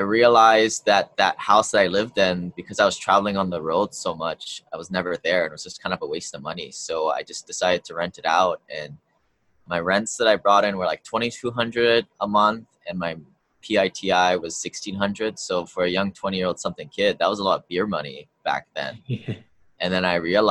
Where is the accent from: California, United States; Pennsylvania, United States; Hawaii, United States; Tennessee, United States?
Hawaii, United States; I grew up here in Hawaii